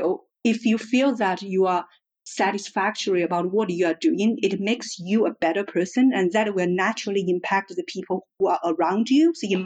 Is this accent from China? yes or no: yes; Hubei, China; moved away as an adult; also born or lived in Singapore; So I was born and grew up in China. My hometown is called Hubei. It's right in the center of China. It is actually a main industry area, a lot of like a car manufacturing and steel manufacturing business.